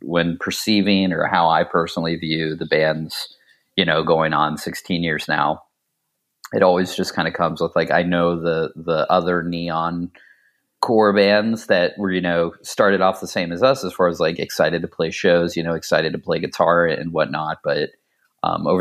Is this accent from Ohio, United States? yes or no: yes; Ohio, United States; also born or lived in Pittsburgh, Pennsylvania; my family moved to Ohio when I was pretty young. So for the most part, I was in Ohio from about the age 7 to 19